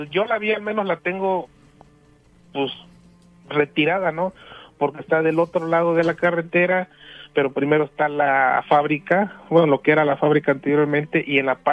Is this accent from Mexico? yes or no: yes; Río Blanco, Veracruz, Mexico; yo soy de Río Blanco, Veracruz, este vivo a una cuadra y media de un río, del río La Carbonera.